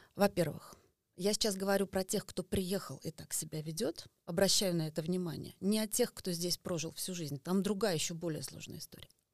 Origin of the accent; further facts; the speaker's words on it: Estonia; я родилась в Эстонии